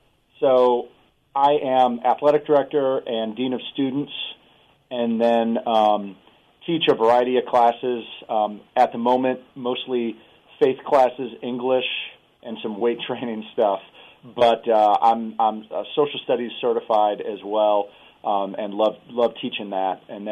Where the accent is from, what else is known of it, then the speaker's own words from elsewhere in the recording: St. Louis, Missouri, United States; moved away as an adult; I'm from St. Louis, and I went to a Lutheran school there and taught there for a while before I moved down here.